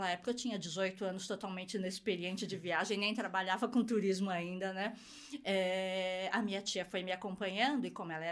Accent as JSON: {"language": "Portuguese", "region": "São Paulo", "country": "Brazil", "said": "Mas a gente é de São Paulo"}